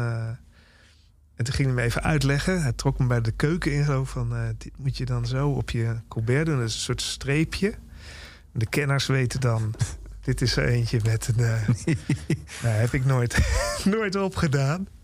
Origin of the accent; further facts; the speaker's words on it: Nijmegen, Gelderland, Netherlands; moved away; in Nijmegen, waar ik ben opgegroeid en lang heb gewoond